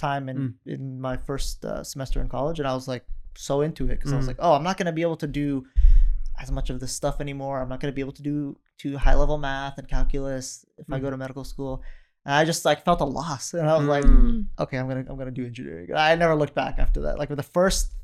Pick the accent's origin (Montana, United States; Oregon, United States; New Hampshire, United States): Oregon, United States; also born or lived in northern Iraq (Kurdistan); we moved to Oregon in 96